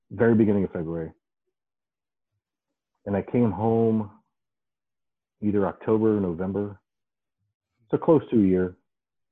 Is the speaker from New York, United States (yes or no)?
no; Ohio, United States; the house I grew up in Ohio, there were train tracks behind the yard